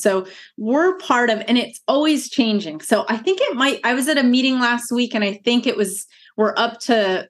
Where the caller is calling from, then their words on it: Irvine, California, United States; Yes, I'm coming from Irvine, California, more specifically UC Irvine, which is sort of central Orange County.